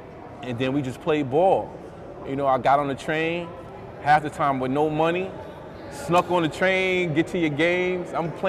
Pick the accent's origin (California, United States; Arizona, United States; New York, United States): New York, United States; New York City; I'm from Bed-Stuy. I live on Halsey and Ocean. I live on the same block as Gerald Green growing up